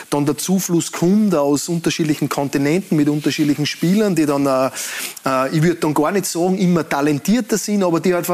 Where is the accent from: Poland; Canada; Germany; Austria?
Austria; Kuchl, Salzburg; der kommt ja aus meinem Heimatort in Kuchel.